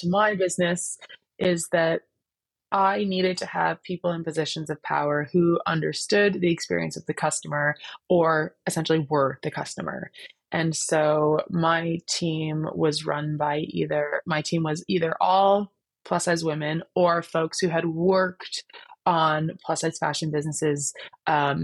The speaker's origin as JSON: {"language": "English", "country": "Canada", "said": "I am Canadian"}